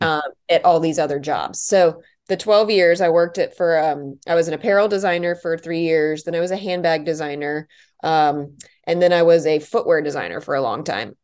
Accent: Charlotte, North Carolina, United States; also born or lived in Washington, D.C.; I was born in D C, but both my parents, um, went to Georgetown and I was born there. And then we, um, moved to Charlotte, North Carolina when I was two

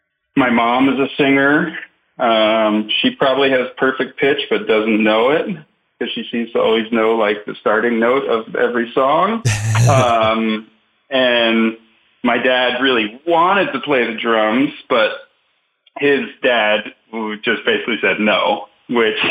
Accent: Long Island, New York, United States; moved away as an adult; growing up in New York on Long Island

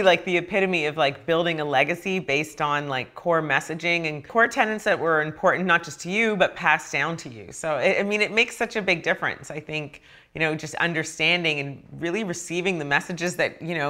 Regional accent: Canada; I grew up in Canada, so I feel like I really missed out on that.

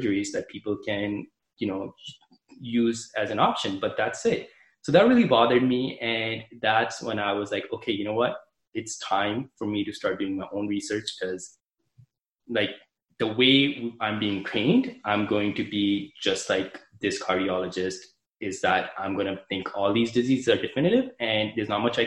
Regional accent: Canada; I'm from Canada, so I applied to Canadian med schools

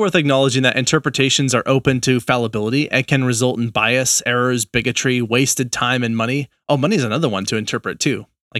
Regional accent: New England, United States; accent: New England; That was my New England accent.

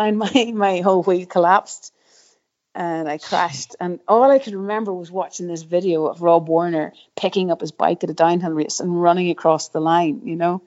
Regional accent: Rostrevor, Northern Ireland, United Kingdom; We grew up in Restrever, so like Restrever obviously now quite the mecca

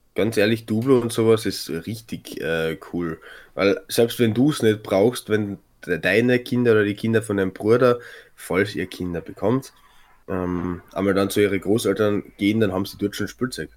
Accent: Klagenfurt, Carinthia, Austria; moved away as an adult; also born or lived in Graz; ich nenne Klagenfurt meine Heimat, weil das, da bin ich aufgewachsen

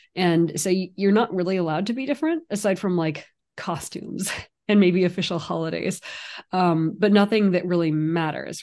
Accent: San Francisco Bay Area, California, United States; now in New York City, United States; I also grew up in the San Francisco Bay Area

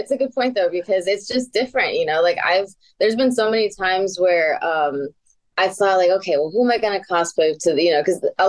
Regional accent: New York City, New York, United States; accent: New York; I'm from Queens, New York, and I'm Puerto Rican, but if I get really mad, my New York comes out quite a bit.

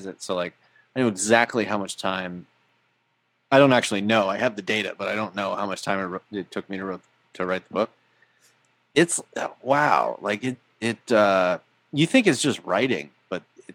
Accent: Jupiter, Florida, United States; I grew up in Jupiter

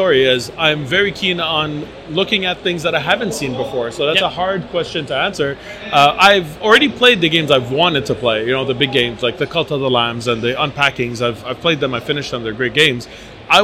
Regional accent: Montreal, Quebec, Canada; And I'm from Montreal, Canada.

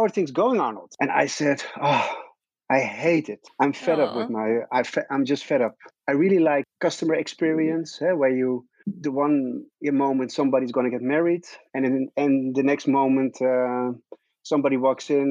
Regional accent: Netherlands; English is a second language; English is not my native speech. So I'm always a bit hesitant to go on English speaking interviews because I'm a real Dutch guy.

